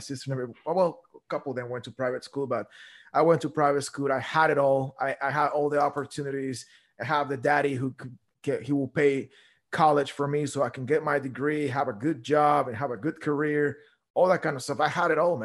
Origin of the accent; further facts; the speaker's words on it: Guatemala; I grew up in Guatemala